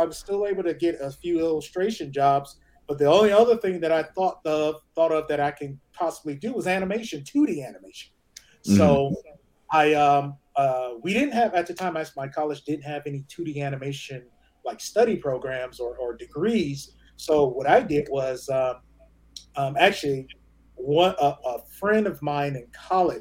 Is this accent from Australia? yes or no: no; Detroit, Michigan, United States; originally from Detroit, Michigan